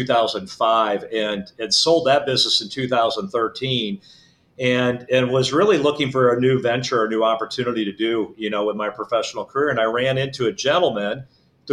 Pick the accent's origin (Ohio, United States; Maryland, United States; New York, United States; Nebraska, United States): Nebraska, United States; Omaha; originally from Omaha, Nebraska.